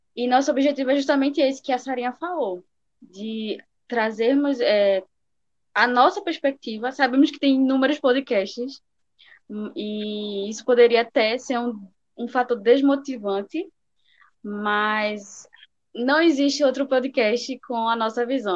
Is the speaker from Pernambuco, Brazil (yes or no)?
yes; Recife, Pernambuco, Brazil; Eu sou de Recife, Pernambuco